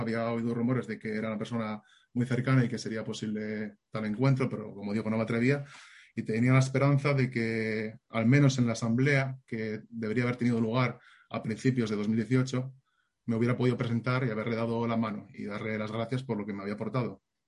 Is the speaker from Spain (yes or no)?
yes; Asturias, Spain; moved away; soy de Asturias